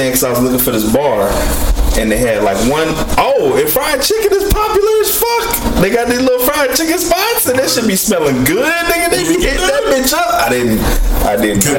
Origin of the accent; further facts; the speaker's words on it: United States; my fellow Americans